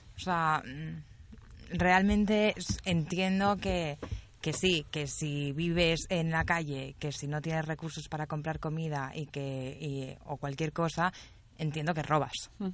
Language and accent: Spanish; Catalonia, Spain; yo soy catalana